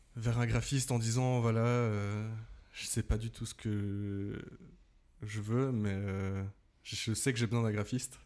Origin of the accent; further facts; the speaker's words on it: Saxon, Valais, Switzerland; now in Vevey, Switzerland; Je viens de Saxon en Valais